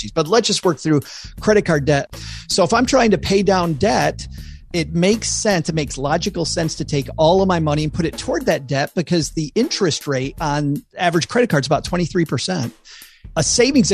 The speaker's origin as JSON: {"language": "English", "region": "West Michigan", "country": "United States", "tie": "born or raised there", "said": "I grew up in West Michigan"}